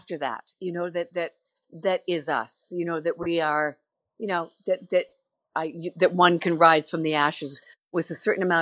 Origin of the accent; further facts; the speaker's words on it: Canada; that feeling of being Canadian